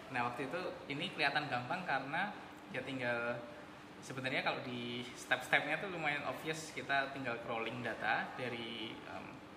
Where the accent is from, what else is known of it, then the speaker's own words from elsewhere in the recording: Yogyakarta, Special Region of Yogyakarta, Indonesia; moved away; also born or lived in Singapore; saya juga aslinya Jogja